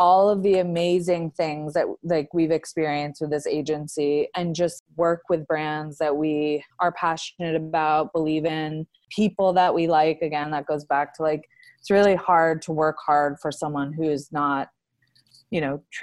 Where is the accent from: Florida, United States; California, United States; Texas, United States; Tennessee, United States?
Florida, United States; Palm Beach; moved away as an adult; now in New York City, United States; I grew up with her in Palm Beach, Florida